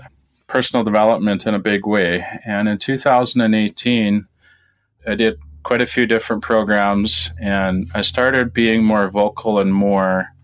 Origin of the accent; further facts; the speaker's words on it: Saskatchewan, Canada; I grew up in Saskatchewan on a family farm